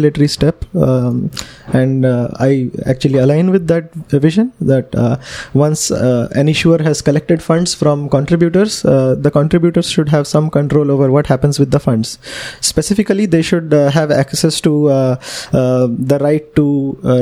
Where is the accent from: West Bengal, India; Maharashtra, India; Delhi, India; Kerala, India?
Maharashtra, India; Pune; I'm from Pune in Maharashtra, India.